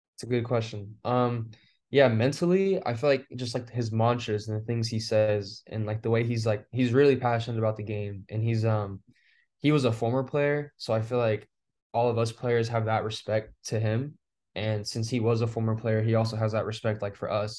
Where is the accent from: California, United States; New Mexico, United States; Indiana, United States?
California, United States; Fresno; moved away; I'm from Fresno, California, and, like, it's, like, in the center of California